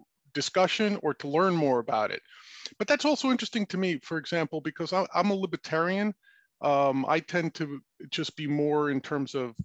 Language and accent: English; New York City, New York, United States; I grew up in New York City